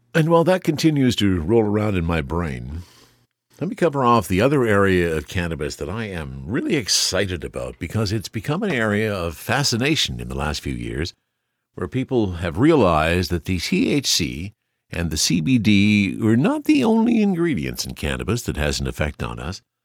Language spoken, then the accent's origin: English; Nelson, British Columbia, Canada; now in Okanagan, Canada; a guy from Nelson, and often when I tell people I'm from Nelson